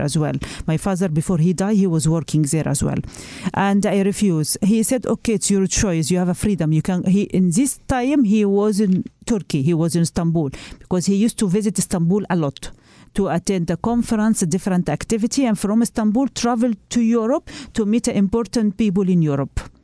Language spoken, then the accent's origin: English; United Arab Emirates; moved away as an adult; I grew up in United Arab Emirates and my family is there